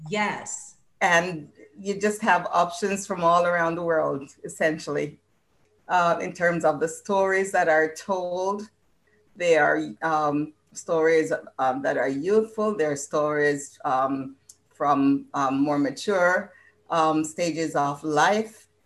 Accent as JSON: {"language": "English", "region": "Illinois", "country": "United States", "tie": "born or raised there", "also_born_or_lived": "Jamaica", "moved": "as an adult", "lives_now": "Canada", "said": "I was born in Jamaica. I grew up in Illinois, and some guy won my heart and brought me here to Canada."}